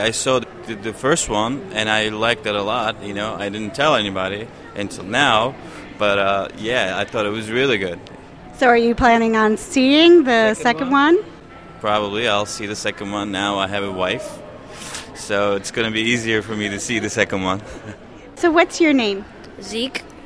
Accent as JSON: {"language": "English", "region": "New York", "country": "United States", "said": "I'm from New York"}